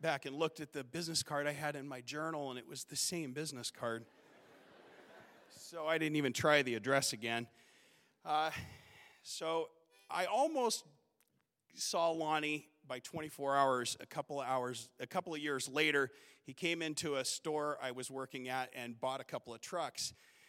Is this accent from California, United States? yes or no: yes; Southern California, United States; now in Alaska, United States; And growing up in Southern California, I'd never felt at home. But in Alaska, I felt at home. And that winter, I made Alaska my home.